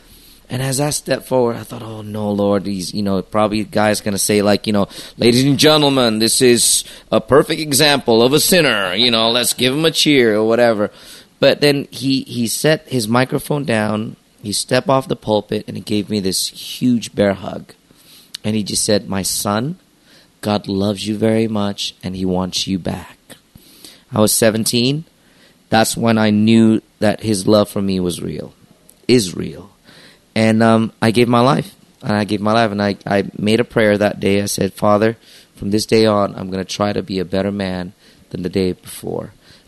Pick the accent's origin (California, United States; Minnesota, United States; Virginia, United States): California, United States; Los Angeles; also born or lived in Jakarta, Indonesia; Well, I was born in Jakarta, but by the time I was 8 or 9 years old, my parents were divorced. So after that, the decision was my mom wanted to take us to move out of the country. So we decided to move to Los Angeles.